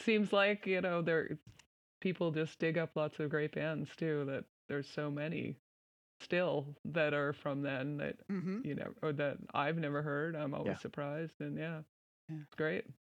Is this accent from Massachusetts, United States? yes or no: yes; Quincy, Massachusetts, United States; moved away as an adult; also born or lived in California; Yeah, I grew up right outside of Boston in Quincy, Mass.